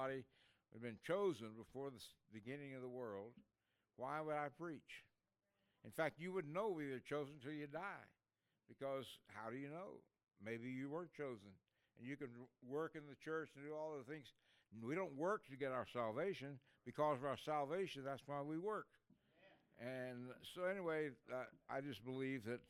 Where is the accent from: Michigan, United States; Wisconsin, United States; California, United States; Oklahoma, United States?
Oklahoma, United States; Ada; I grew up in a place called Ada, Oklahoma